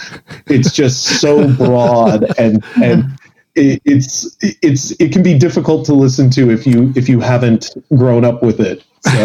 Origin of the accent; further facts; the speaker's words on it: New England, United States; moved away as an adult; now in Norway; at least in the Northeast where I'm from